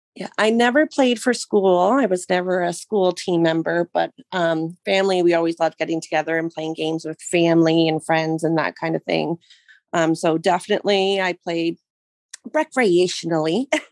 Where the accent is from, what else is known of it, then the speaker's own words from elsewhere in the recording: Mississauga, Ontario, Canada; now in Brantford, Canada; I was born in Mississauga